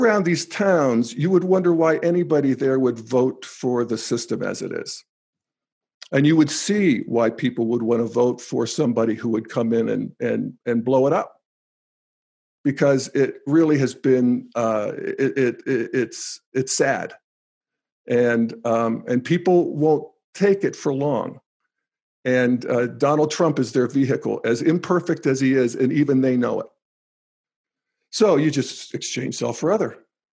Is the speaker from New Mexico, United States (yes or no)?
no; New Castle, Pennsylvania, United States; moved away as an adult; growing up in Newcastle, Pennsylvania